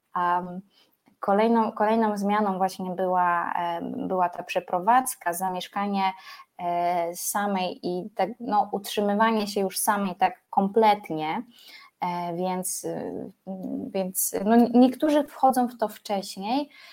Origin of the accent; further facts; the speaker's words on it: Poland; pochodzę z nadmorza